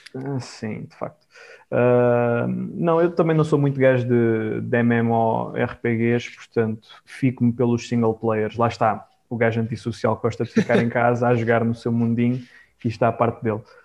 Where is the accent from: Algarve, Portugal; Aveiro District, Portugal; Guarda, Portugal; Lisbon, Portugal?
Algarve, Portugal; eu sou do Algarve